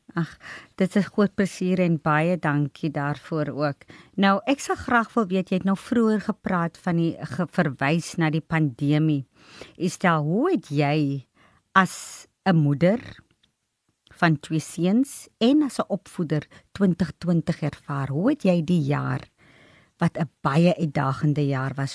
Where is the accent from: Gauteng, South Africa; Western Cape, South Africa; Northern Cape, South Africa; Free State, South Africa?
Northern Cape, South Africa; Nababeep; Ek was ook gebore in in die Noord-Kaap in Namakoland en in Nababie gebly